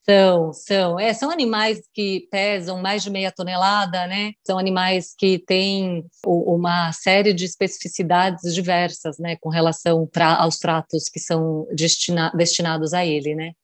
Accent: Bocaina, São Paulo, Brazil; Então é lá onde nós nascemos, onde eu fui criada a vida toda, onde a minha mãe, inclusive, ainda mora

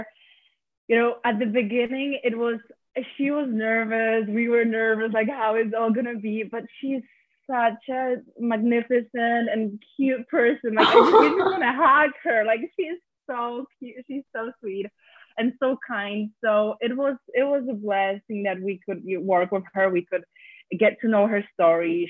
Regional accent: Poland; now in Westchester, United States; I'm not from here. I'm from Poland

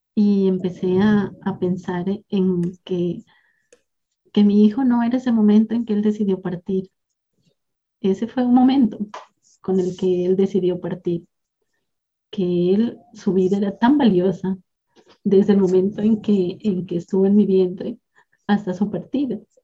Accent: southern Nariño, Colombia; now in Eje Cafetero, Colombia; soy colombiana, nací en la región sur del departamento de Nariño

